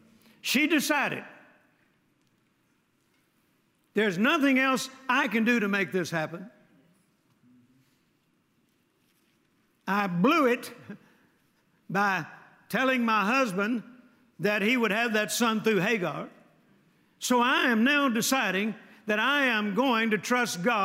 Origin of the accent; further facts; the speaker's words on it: Mississippi, United States; I was born in Mississippi, my grandpa's lighting system was with a string.